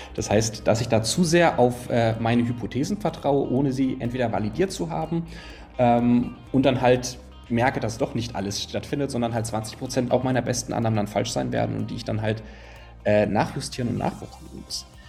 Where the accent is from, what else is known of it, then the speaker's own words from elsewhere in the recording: Konstanz, Baden-Württemberg, Germany; moved away as an adult; also born or lived in Potsdam; now in Berlin, Germany; ich komme ursprünglich von Konstanz am Bodensee, aber da hat es mich dann vor zehn Jahren äh, nach Norddeutschland sozusagen gezogen